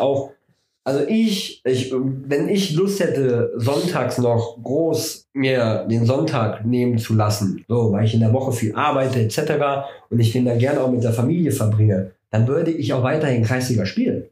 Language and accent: German; Germany; bei uns in Deutschland